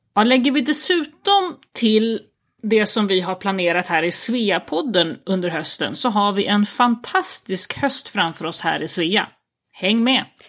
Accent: Uppland, Sweden; moved away as an adult; also born or lived in Skåne; now in Italy; jag är väl uppvuxen i Uppland i vanliga fall. jag brukar säga att jag har vuxit upp i trakterna kring Arlanda

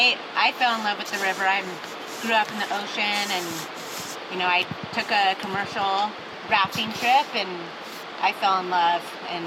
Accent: Southern California, United States; I'm from Southern California

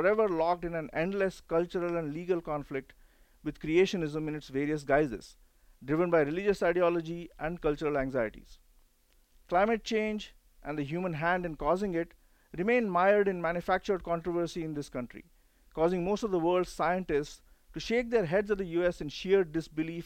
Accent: India; now in United States; I grew up in India when smallpox was still around

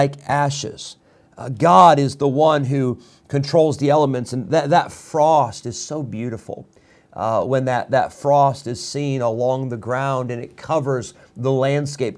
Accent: Illinois, United States; now in North Carolina, United States; I grew up in Illinois.

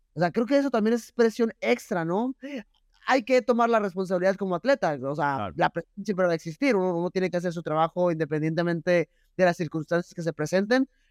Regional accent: Mexico; como mexicano

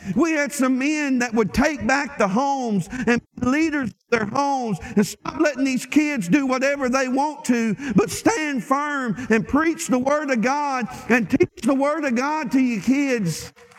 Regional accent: Lake Village, Arkansas, United States; moved away; when I go home to Arkansas and I get back to my hometown in Lake Village

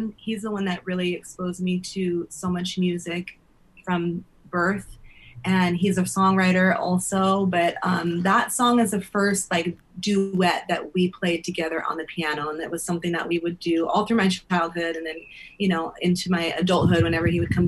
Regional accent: Los Angeles, California, United States; Growing up in Venice

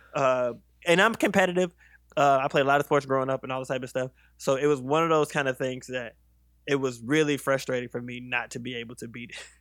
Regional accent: South Carolina, United States; also born or lived in Virginia; I grew up in mostly South Carolina. I'm from South Carolina

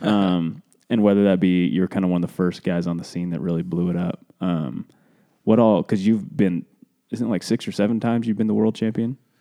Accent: Cody, Wyoming, United States; we're from Cody, Wyoming

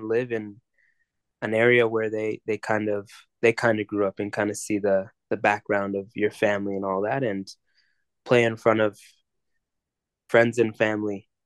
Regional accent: Mississauga, Ontario, Canada; growing up in Mississauga

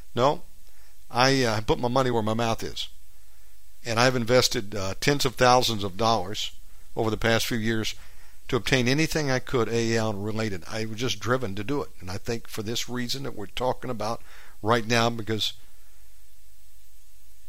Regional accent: United States; moved away as an adult; now in Indonesia; Of course I'm an American.

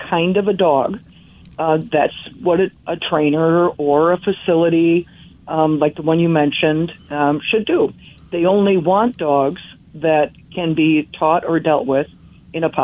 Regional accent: Menominee, Michigan, United States; I was growing up in the Upper Peninsula of Michigan, a small town called Menominee

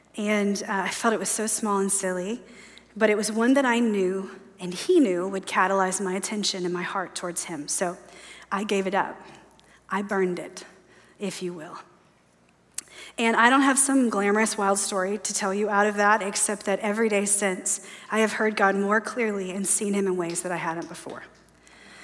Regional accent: the South, United States; And I know the shame of not being a Coke drinker. I'm from the South.

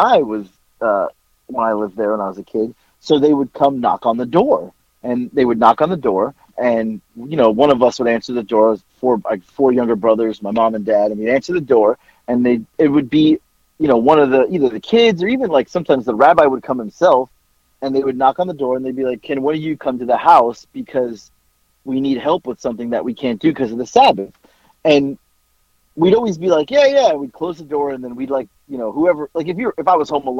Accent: Boca Raton, Florida, United States; I grew up in Boca Raton

